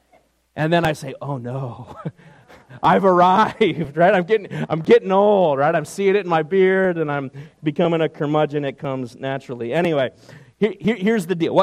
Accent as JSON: {"language": "English", "region": "New York", "country": "United States", "tie": "born or raised there", "moved": "yes", "said": "my days growing up in New York"}